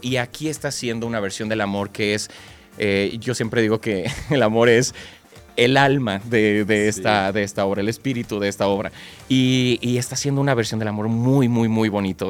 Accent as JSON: {"language": "Spanish", "country": "Mexico", "said": "para nosotros como, como mexicanos"}